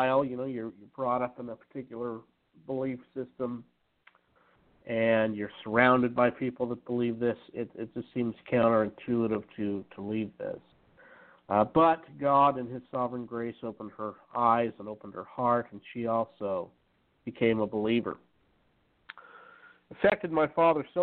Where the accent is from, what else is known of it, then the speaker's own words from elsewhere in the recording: Utah, United States; I was brought up in Utah